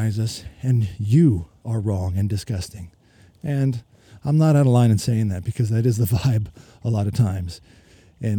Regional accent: United States; moved away as an adult; now in Melbourne, Australia; I am an American currently, expat living in Australia, been here 20 years

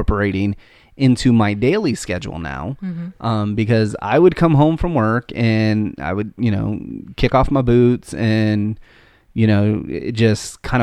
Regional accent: United States; we're American.

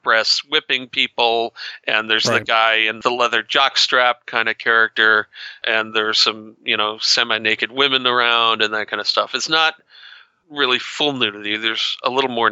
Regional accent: New England, United States; I grew up in New England

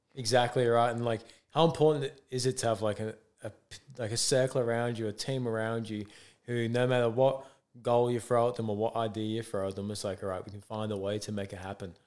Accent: England, United Kingdom; moved away as an adult; now in Australia; I'm from England

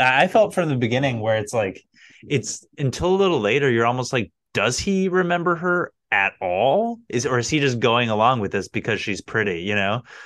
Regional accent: United States; as an American

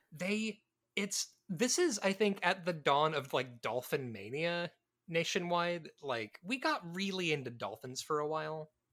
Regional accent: Midwest, United States; moved away; also born or lived in Tennessee; I grew up in the Midwest

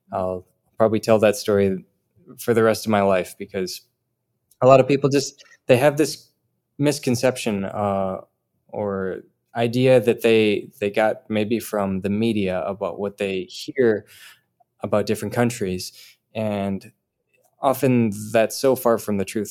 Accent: Rochester, Minnesota, United States; moved away; I'm from Rochester, Minnesota, home of the Mayo Clinic

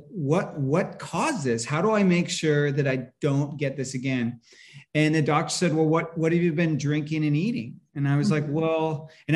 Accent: Northern California, United States; I grew up in California, in Northern California

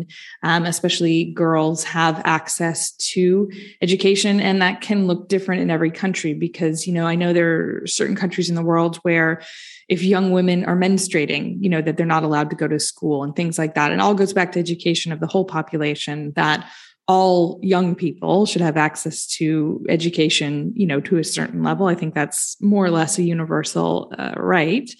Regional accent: United States; I'm American

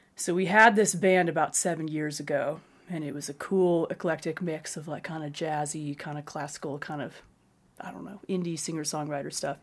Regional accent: Spokane, Washington, United States; now in Colorado, United States; I grew up, uh, on a farm north of Spokane, Washington

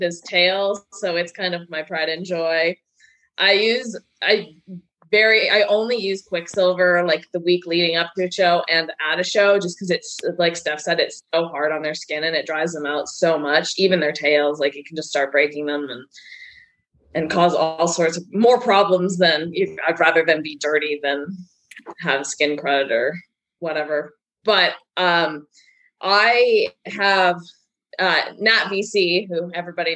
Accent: British Columbia, Canada; now in North Carolina, United States; I am originally from Canada, the West Coast, British Columbia

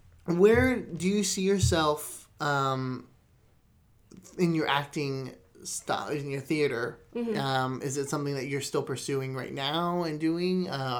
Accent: Florida, United States; now in Texas, United States; I grew up in Florida, predominantly Latino community, and mm-hmm. everyone in that area spoke Spanish

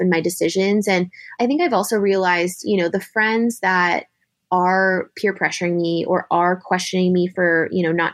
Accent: San Diego, California, United States; moved away as an adult; also born or lived in San Francisco; now in Philadelphia, United States; I'm actually from San Diego.

